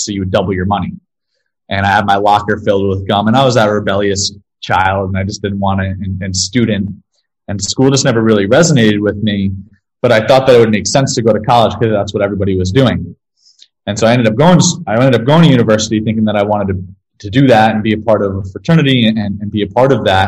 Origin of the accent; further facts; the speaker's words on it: Ramsey, New Jersey, United States; I was born in New Jersey, in Ramsey, New Jersey. And I grew up there